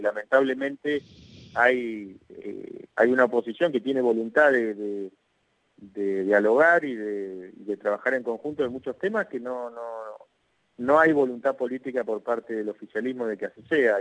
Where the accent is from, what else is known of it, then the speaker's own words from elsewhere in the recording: Argentina; somos todos los argentinos